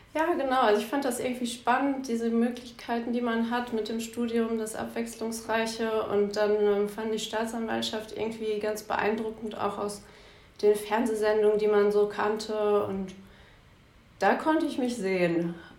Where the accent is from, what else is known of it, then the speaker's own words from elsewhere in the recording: Bielefeld, North Rhine-Westphalia, Germany; moved away as an adult; now in Düsseldorf, Germany; Bielefeld ist meine Heimat, Düsseldorf meine Wahlheimat.